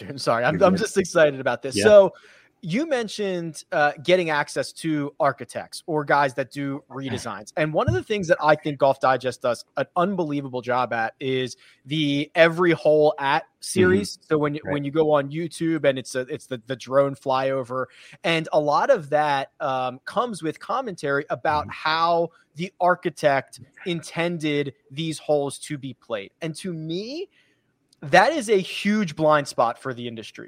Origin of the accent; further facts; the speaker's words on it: outside of Philadelphia, Pennsylvania, United States; I grew up outside of Philadelphia.